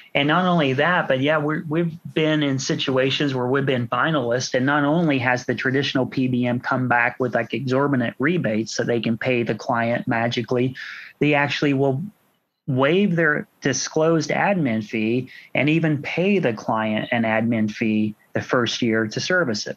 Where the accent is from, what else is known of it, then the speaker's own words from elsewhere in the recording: Washington, Indiana, United States; Washington's my is my hometown